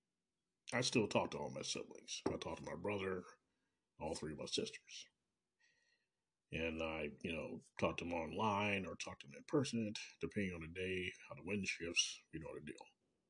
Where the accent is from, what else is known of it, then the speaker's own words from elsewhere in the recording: Kansas City, Missouri, United States; from Kansas City, Missouri, my hometown.